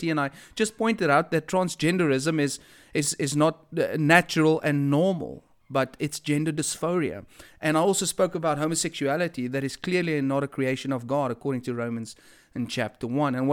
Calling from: Durban, KwaZulu-Natal, South Africa; I am speaking here from Durban, to be specifically, uh, be specific, Westville, Durban, South Africa.

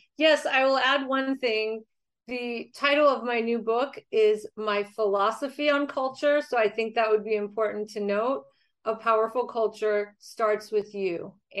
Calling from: San Diego, California, United States; I'm joining you from San Diego, California.

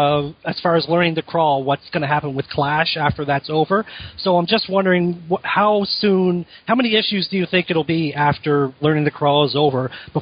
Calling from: Nova Scotia, Canada; I'm calling from Nova Scotia, Canada.

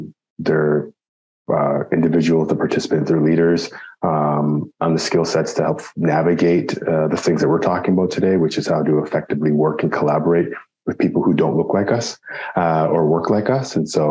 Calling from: Toronto, Ontario, Canada; Like you said, I'm here calling from Toronto, Ontario.

